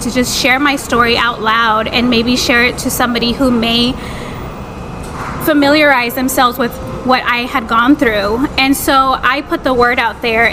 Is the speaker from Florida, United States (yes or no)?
no; Texas, United States; I'm a single 30-something woman born and raised in Texas